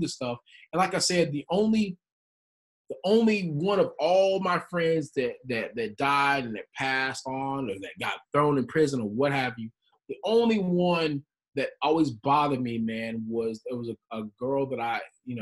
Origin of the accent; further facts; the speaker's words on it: West Texas, United States; we grew up in West Texas